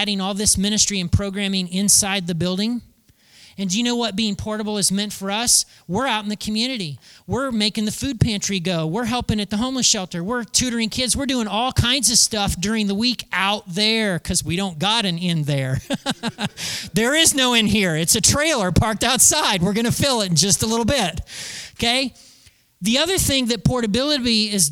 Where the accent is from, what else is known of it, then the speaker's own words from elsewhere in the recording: United States; being an American and living in 2019